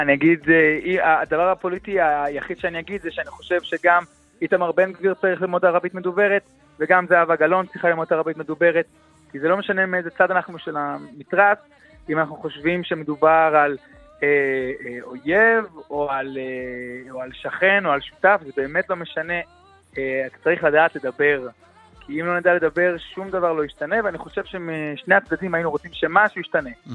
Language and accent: Hebrew; Jerusalem, Jerusalem District, Israel; בתור ירושלמי, אה, ששליש מתושבי העיר שלו פה אה, ערבים